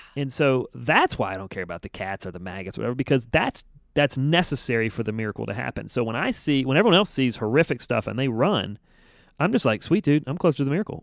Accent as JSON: {"language": "English", "country": "United States"}